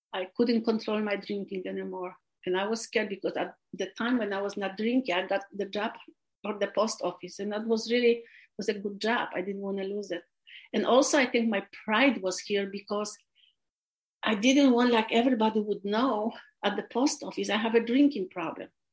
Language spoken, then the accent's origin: English; Poland; English is a second language; moved away as an adult; also born or lived in California, United States / Los Angeles County, United States; now in United States; I was born, I was raised in Poland.